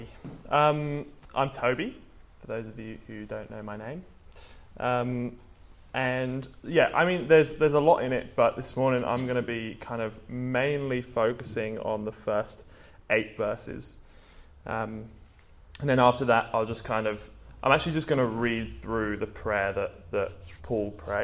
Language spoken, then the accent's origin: English; England, United Kingdom; moved away; I'm from England